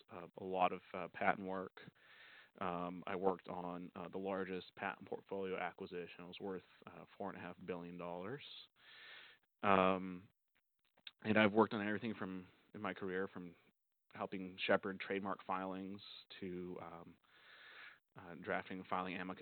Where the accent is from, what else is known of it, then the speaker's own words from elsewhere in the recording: Oregon, United States; moved away as an adult; now in Southern California, United States; I'm originally from Oregon